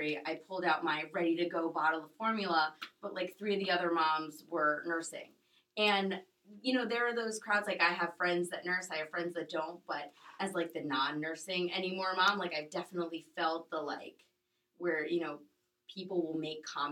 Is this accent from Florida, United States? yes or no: yes; Boca Raton, Florida, United States; also born or lived in Miami; I'm originally from Boca. So I grew up here.